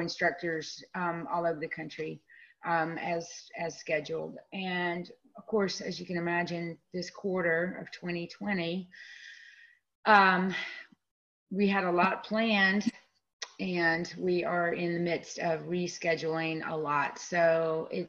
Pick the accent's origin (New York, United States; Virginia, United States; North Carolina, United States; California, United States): North Carolina, United States; Winston-Salem; now in Durham, United States; I'm originally from Winston-Salem. So I've, you know, North Carolina, born and bred